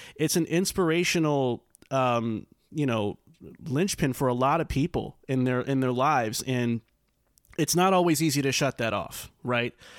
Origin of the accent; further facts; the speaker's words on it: New York, United States; moved away; as a New Yorker myself